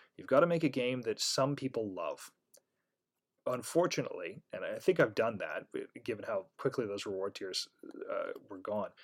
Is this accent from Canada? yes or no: yes; Canada; I'm Canadian